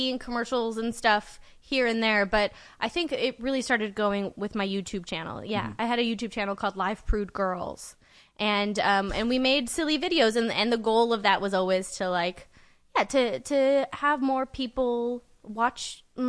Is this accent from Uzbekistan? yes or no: yes; Uzbekistan